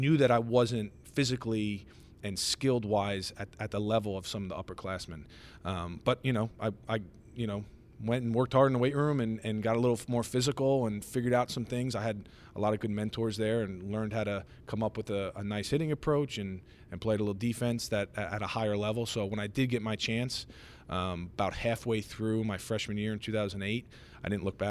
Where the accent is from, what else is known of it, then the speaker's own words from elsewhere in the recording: Long Island, New York, United States; So we're from Long Island.